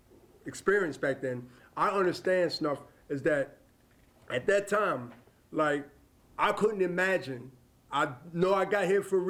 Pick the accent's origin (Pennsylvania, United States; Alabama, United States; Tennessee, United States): Pennsylvania, United States; Philadelphia; we're from Diamond Street.